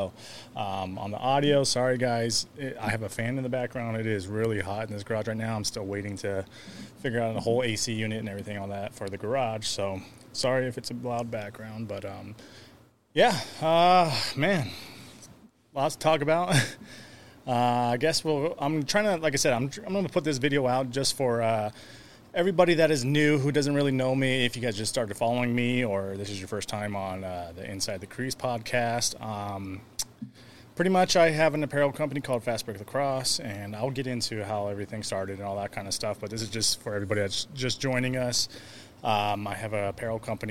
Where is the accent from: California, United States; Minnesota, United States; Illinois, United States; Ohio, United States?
California, United States; I was born in California